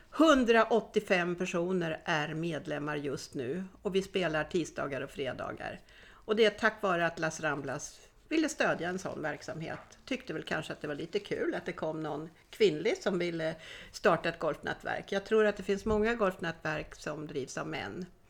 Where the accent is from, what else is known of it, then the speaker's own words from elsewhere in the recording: Sweden; moved away as an adult; now in Spain; Det är jag som är svensk